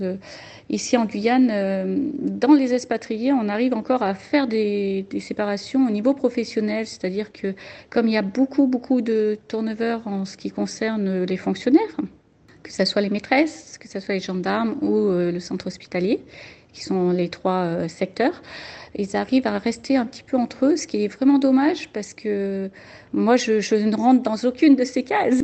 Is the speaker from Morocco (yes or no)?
no; France; moved away as an adult; on est parti de la France